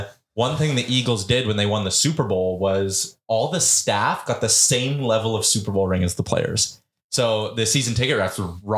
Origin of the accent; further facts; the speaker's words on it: Edmonton, Alberta, Canada; Where are you from? Edmonton.